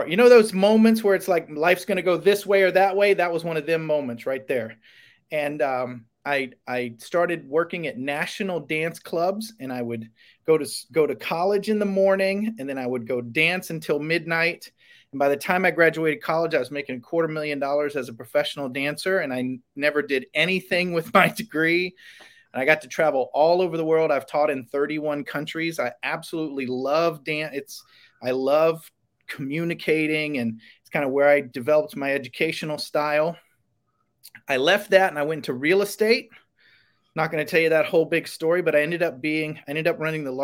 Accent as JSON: {"language": "English", "region": "Florida", "country": "United States", "tie": "born or raised there", "said": "I grew up in Florida. I grew up in the the redneck part of Florida. I'm a very proud American."}